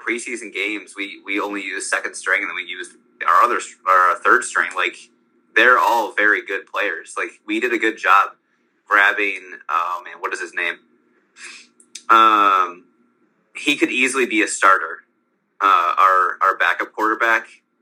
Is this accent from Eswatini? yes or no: no; Buffalo, New York, United States; I'm from Buffalo